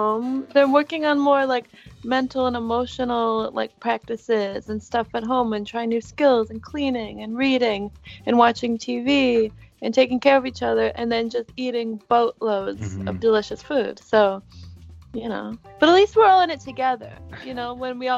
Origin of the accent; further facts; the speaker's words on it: St. Clair Shores, Michigan, United States; moved away; also born or lived in Detroit, Michigan; I was born in Detroit, but we lived in St. Clair Shores, Michigan.